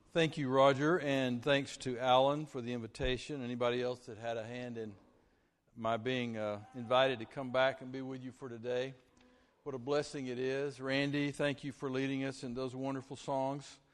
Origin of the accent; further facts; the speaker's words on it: Vernon, Texas, United States; I uh, grew up from fourth grade through high school at Vernon, Texas